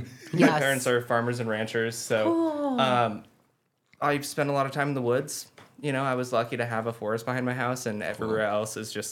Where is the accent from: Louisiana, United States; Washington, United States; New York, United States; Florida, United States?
Washington, United States; Creston; moved away as an adult; now in Spokane, United States; Born in Spokane, not technically raised here. I grew up in Creston, Washington, which is 60 miles west.